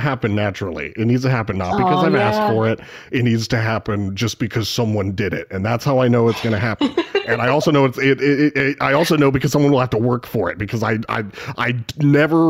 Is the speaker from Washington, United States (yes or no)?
yes; Spokane, Washington, United States; I am from Spokane, unfortunately the boring side of Washington, but I am from Washington